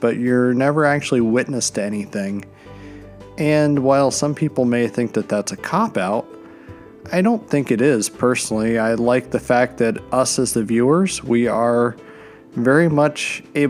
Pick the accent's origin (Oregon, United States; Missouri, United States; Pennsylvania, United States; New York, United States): Pennsylvania, United States; moved away; I'm from Pennsylvania originally